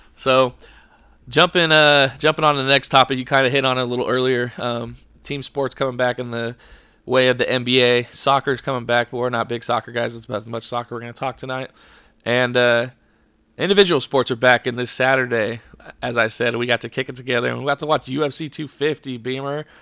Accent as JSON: {"language": "English", "country": "United States", "said": "we're American"}